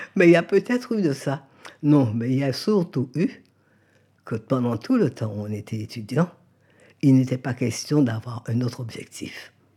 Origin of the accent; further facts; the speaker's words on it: Guadeloupe; moved away as an adult; also born or lived in Paris; qui m'ont connu enfant en Guadeloupe